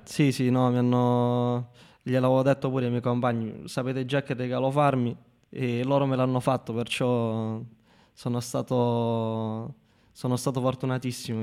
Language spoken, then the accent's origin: Italian; Marconia, Basilicata, Italy; also born or lived in Rome; un ragazzo come me che viene da un paesino come Marconia che ha 15.000 abitanti in tutto